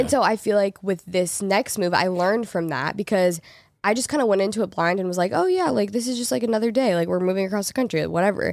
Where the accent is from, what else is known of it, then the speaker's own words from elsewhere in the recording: Portland, United States; moved away as an adult; also born or lived in Los Angeles; I grew up in Portland, I lived there my whole life, and then I moved to L A out of high school